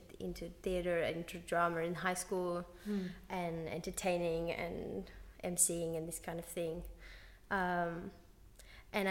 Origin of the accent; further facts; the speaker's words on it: Sydney, New South Wales, Australia; moved away as an adult; now in Berlin, Germany; I grew up in Brushcutters Bay and then Waverley.